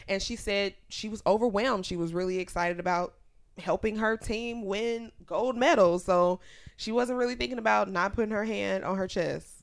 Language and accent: English; Chicago, Illinois, United States; my hometown